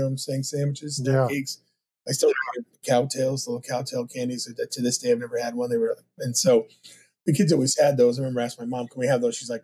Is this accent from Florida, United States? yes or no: no; New Hampshire, United States; also born or lived in Brooklyn, New York; they moved from, you know, when I was born in Brooklyn to New Hampshire.